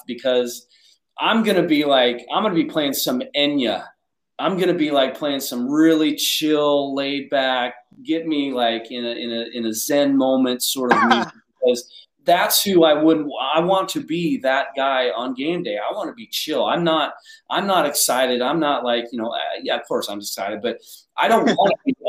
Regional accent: Spokane, Washington, United States; moved away as an adult; also born or lived in Buffalo, New York; now in Jacksonville, United States; I grew up in Spokane

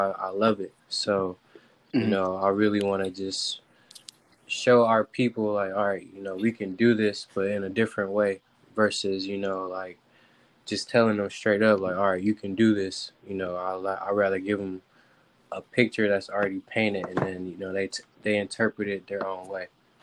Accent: Cleveland, Ohio, United States; moved away as an adult; now in California, United States; I'm from Cleveland, Ohio. About 3 years ago, I moved out to California to chase my dreams.

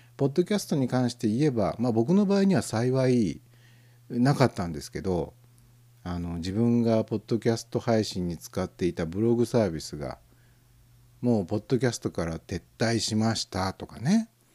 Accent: Tokai, Japan; 東海地方に生まれ育った子供ですから

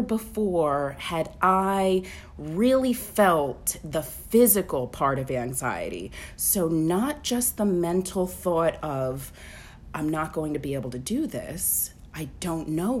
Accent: New York, United States; moved away as an adult; now in Alabama, United States; I'm from New York. I moved to Alabama in 2010

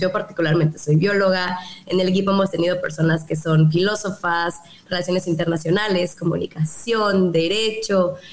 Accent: Yucatán, Mexico; aquí en Yucatán, aquí en, mi tierra

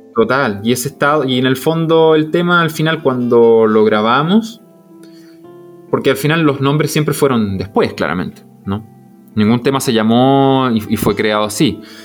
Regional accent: Viña del Mar, Valparaíso, Chile; moved away; de donde yo vengo, zona de Valparaíso, Viñalmar

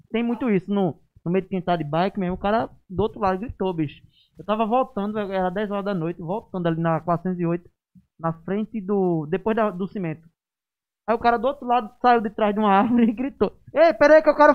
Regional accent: Nazaré da Mata, Pernambuco, Brazil; Eu sou de Nazaré

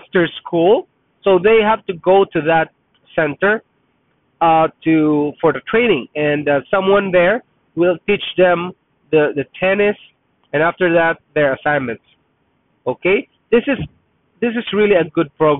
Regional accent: Philippines; first language Tagalog; English is a second language; now in Canada; I'm Filipino, Tagalog is my first language

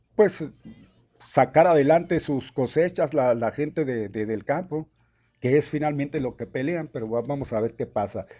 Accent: a small town in Chihuahua, Mexico; moved away; Es un pueblo chiquillo, pueblo chico.

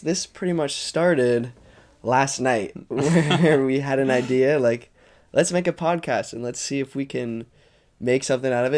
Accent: Jericho, Vermont, United States; I grew up in Jericho, Vermont

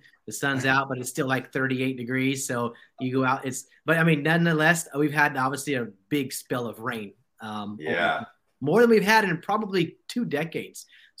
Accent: Central Valley of California, United States; And so I was born and raised in the Central Valley of California. I call it the armpit. There's nothing but cowboys out there.

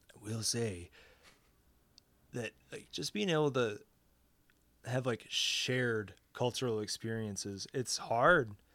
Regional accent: United States; I'm not in your country, but I'm an American

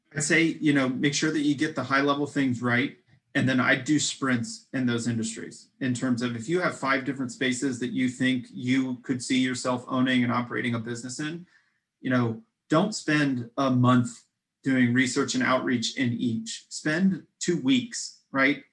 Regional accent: Midwest, United States; We're, we're both from the Midwest

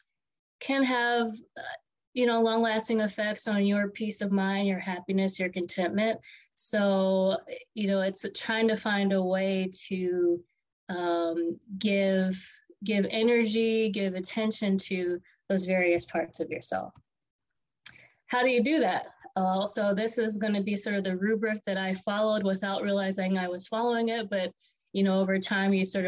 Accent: Omaha, Nebraska, United States; I grew up in Omaha, Nebraska, and from very humble beginnings

